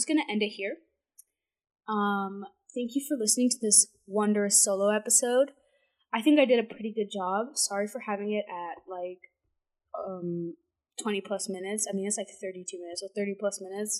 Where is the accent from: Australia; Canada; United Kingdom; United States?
Canada; I'm Canadian